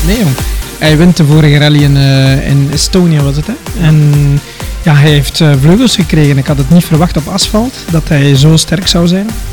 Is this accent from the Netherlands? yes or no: no; Staden, Flanders, Belgium; accent: West Flemish; Ik ben afkomstig van Staden, West-Rozebeke en Ledegem